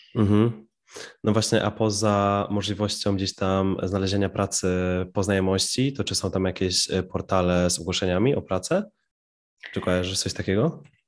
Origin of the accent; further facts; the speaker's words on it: Piła, Greater Poland, Poland; moje rodzinne miasto Piła